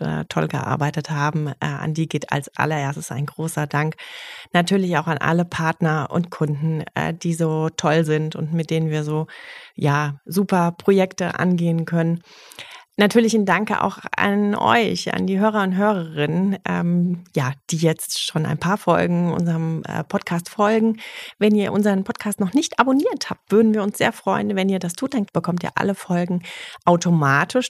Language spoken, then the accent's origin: German; China; German is a second language; moved away as an adult; now in Berlin, Germany; Ich komme aus China und lebe jetzt seit 15 Jahren in Berlin